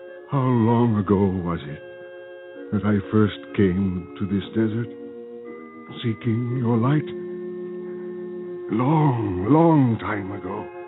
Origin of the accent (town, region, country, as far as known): Armenia